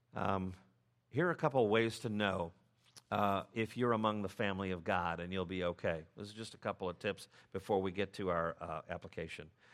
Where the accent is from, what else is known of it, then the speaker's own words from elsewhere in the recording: United States; as English-speaking Americans